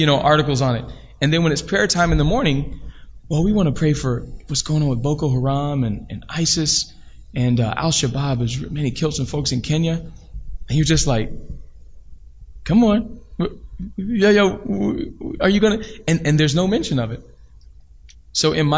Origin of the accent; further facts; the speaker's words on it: Decatur, Georgia, United States; growing up in Decatur, Georgia? I mean, I grew up in one of the most, I think the top four wealthiest black community in the nation